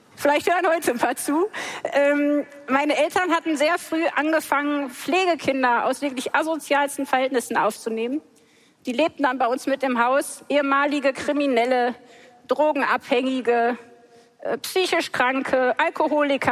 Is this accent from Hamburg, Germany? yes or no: no; Sauerland, North Rhine-Westphalia, Germany; ich bin wirklich buchstäblich mitten im Wald aufgewachsen, im Sauerland